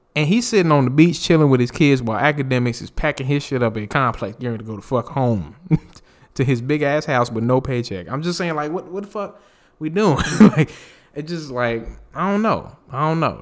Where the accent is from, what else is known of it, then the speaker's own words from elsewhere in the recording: North Carolina, United States; I'm from North Carolina